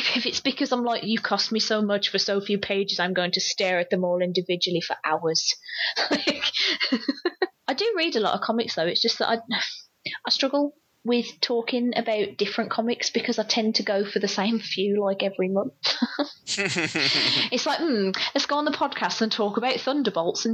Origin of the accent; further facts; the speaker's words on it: United Kingdom; I'm failing as a Brit